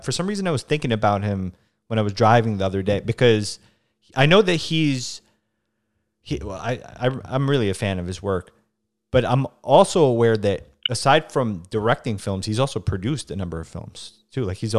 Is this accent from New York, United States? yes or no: yes; New York City, New York, United States; I'm from the Bronx